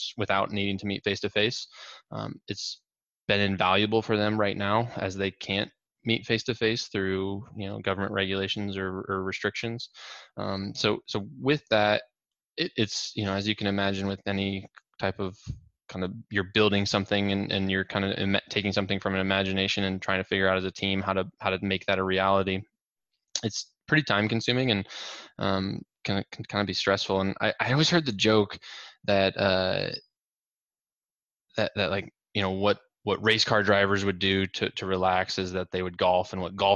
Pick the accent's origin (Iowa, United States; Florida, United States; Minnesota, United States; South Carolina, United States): Iowa, United States; Norwalk; I grew up in Norwalk, just south of town